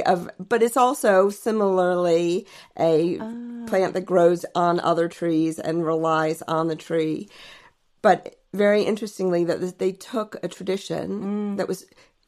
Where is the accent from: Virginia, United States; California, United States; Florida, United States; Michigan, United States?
Virginia, United States; Alexandria; moved away as an adult; now in United Kingdom; So originally I'm from Alexandria, Virginia.